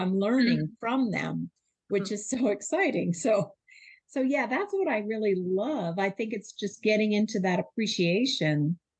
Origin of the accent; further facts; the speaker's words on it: New York City, New York, United States; when I first was born, I grew up in Brooklyn, New York, and there was no majority. We were all just a mixture of all different kinds of people.